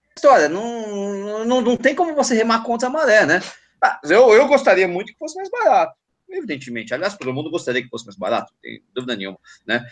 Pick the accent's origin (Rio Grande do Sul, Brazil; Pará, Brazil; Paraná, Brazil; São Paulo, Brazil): São Paulo, Brazil; eu que sou paulistano, que moro em São Paulo